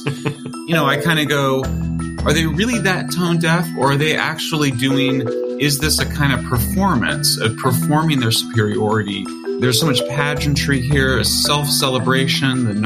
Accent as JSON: {"language": "English", "town": "San Francisco", "region": "California", "country": "United States", "tie": "born or raised there", "said": "it's my hometown."}